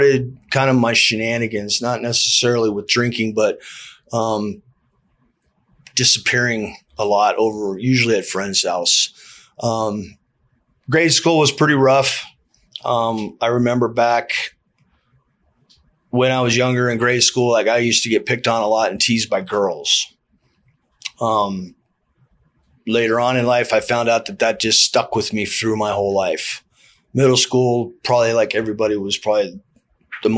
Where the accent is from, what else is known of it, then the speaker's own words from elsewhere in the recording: Palisade, Colorado, United States; also born or lived in California; I had a really good childhood growing up in Colorado